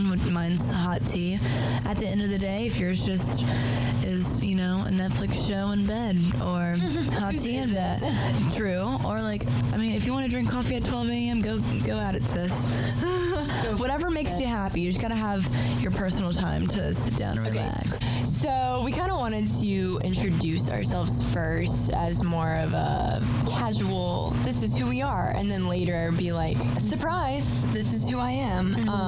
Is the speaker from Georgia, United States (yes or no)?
yes; Atlanta, Georgia, United States; I'm from the Atlanta, Georgia area. If you're from there, from Alpharetta, Johns Creek